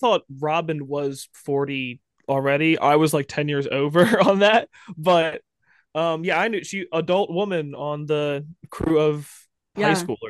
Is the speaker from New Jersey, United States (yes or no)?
yes; New Jersey, United States; I'm from Jersey